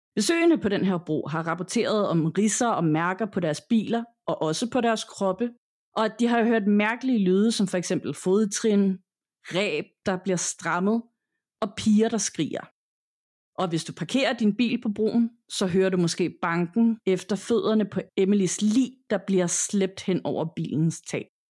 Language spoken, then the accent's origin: Danish; Denmark